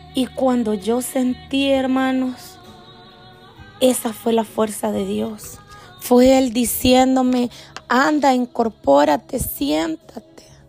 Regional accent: El Salvador; now in Maryland, United States; pude regresar a visitar a mi gente en mi país, El Salvador, como les decía, yo soy salvadoreña

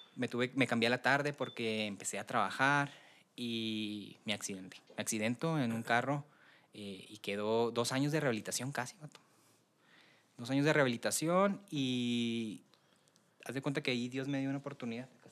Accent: Delicias, Chihuahua, Mexico; also born or lived in Tamazula, Durango; yo soy de Ciudad de Delicias, nazco allá, nazco y me llevan a, la Sierra de Tamazula, Durango, de ahí es la familia de mi papá

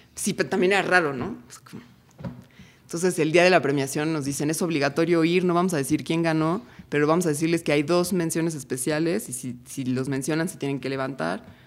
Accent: Cuernavaca, Morelos, Mexico; now in Tepoztlán, Mexico; Yo crecí en Cuernavaca

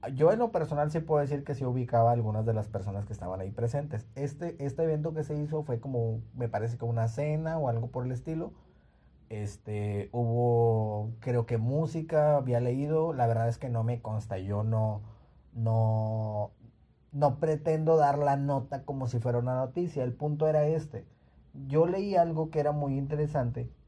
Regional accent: Nuevo Laredo, Tamaulipas, Mexico; moved away; Yo soy de la ciudad de Nuevo Laredo y en la ciudad donde yo, donde yo nací o donde yo crecí

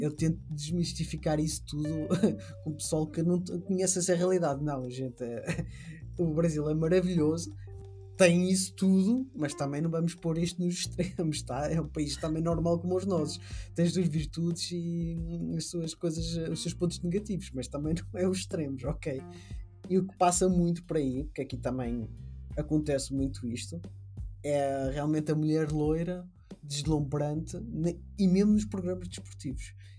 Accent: Portugal; eu sou europeu, sou português, caucasiano

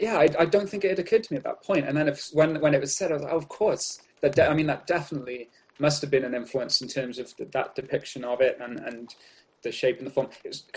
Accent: Barry, Wales, United Kingdom; also born or lived in Cardiff; I was born in Barry, which is about 20 or 30 minutes from Cardiff. I was born in Barry, grew up there, and then I moved to Cardiff

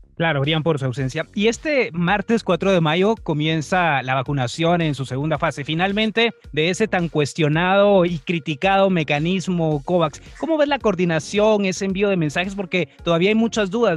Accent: Guatemala; nosotros como guatemaltecos

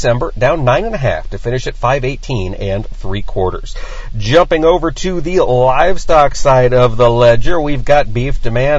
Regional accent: United States; Because I'm an American and I get things done, Delaney.

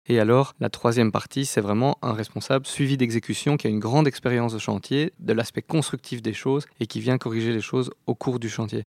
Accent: Brussels, Brussels-Capital Region, Belgium; Je suis né à Bruxelles, j'ai étudié à Bruxelles, j'ai toujours travaillé à Bruxelles

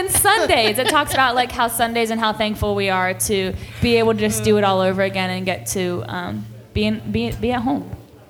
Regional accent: Dillsburg, Pennsylvania, United States; I grew up in Dillsburg, and it is a really, really tiny town with about one stoplight in the center of town, and everybody knew everybody.

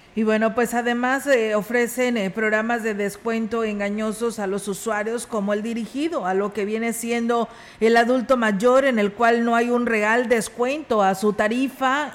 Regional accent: Ciudad Valles, San Luis Potosí, Mexico; somos de aquí de Valles

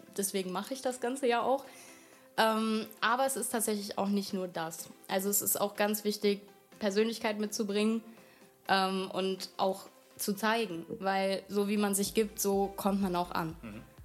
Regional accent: Wiesbaden, Hesse, Germany; ich komme aus Wiesbaden

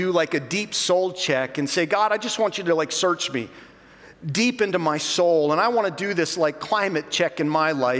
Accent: North Dakota, United States; Now, I'm from North Dakota. Spent almost all my life in North Dakota.

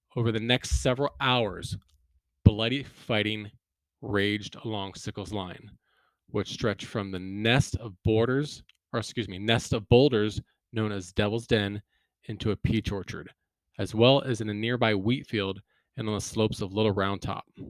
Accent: Gettysburg, Pennsylvania, United States; moved away; also born or lived in Lancaster County, Pennsylvania; I grew up there

